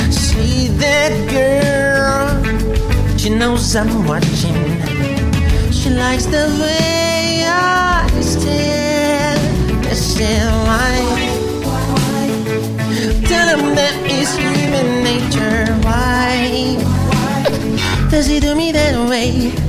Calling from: São Bernardo do Campo, São Paulo, Brazil; Eu sou de São Bernardo do Campo.

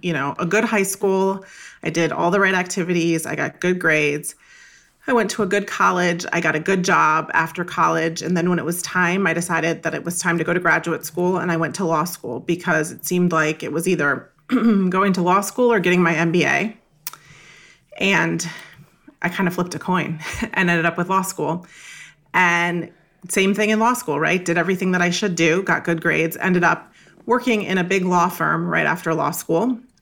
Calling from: Northern Virginia, United States; I'm calling in from Northern Virginia, just outside of Washington, D C

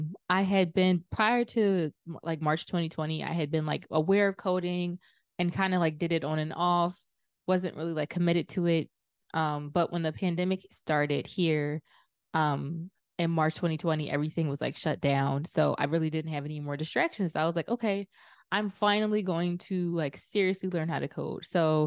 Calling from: Philadelphia, Pennsylvania, United States; I'm in Philadelphia.

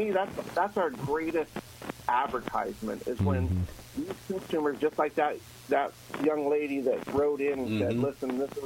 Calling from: Virginia, United States; I'm actually in Virginia, so I'm not too far away.

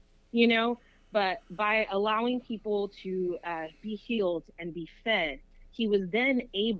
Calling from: South Houston, Texas, United States; I'm calling from South Houston, Texas.

